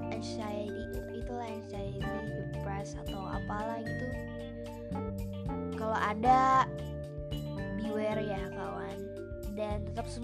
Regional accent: Bandung, West Java, Indonesia; btw btw aku tuh dari Bandung jadi uh, aku tinggal di Bandung di Bandung tuh sekarang lagi musim hujan

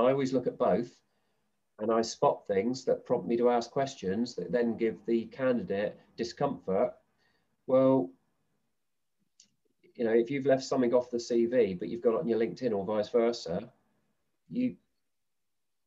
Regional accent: Southampton, South East England, United Kingdom; Southampton University, my hometown

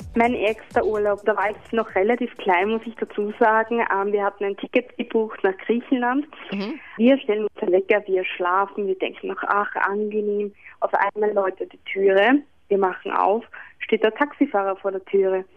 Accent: Vienna, Austria; Bei uns in Wien

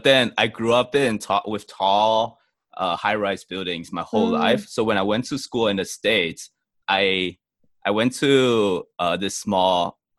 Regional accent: Singapore; also born or lived in Hong Kong; Like, I grew up in Singapore and Hong Kong.

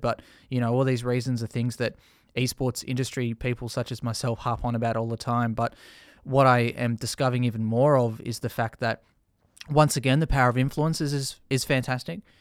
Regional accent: Australia; we're an English-speaking nation

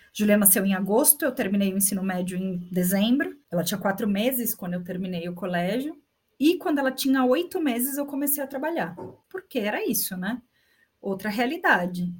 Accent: São Paulo, Brazil; moved away as an adult; also born or lived in Osasco; now in Santiago, Chile; Nascida e criada em São Paulo e vivi minha vida inteira em São Paulo antes de vir

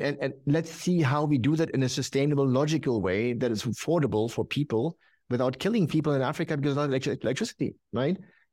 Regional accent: Germany; But look, I'm from Germany.

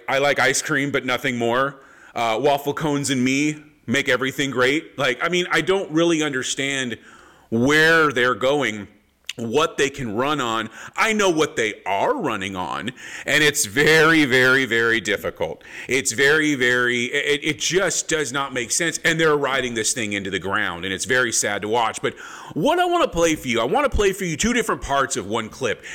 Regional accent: Palm Springs, California, United States; growing up in Southern California, Palm Springs, Palm Springs, California was wind before wind was cool

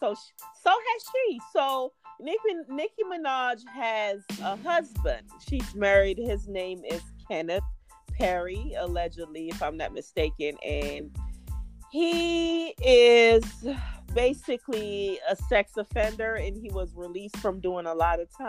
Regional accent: Jamaica; I'm Jamaican

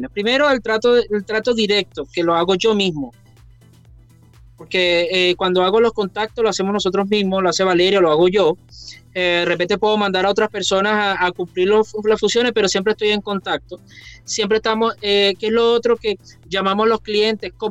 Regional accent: Venezuela; moved away as an adult; la decisión cuando nos vinimos de Venezuela, la decisión cuando yo renuncié trabajando y todas esas cosas

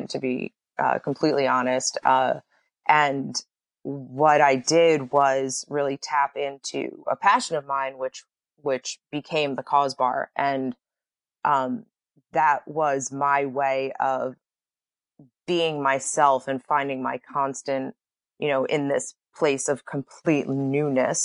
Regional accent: East Coast, United States; moved away as an adult; also born or lived in New York; now in Los Angeles, United States; I was born and raised on the East Coast

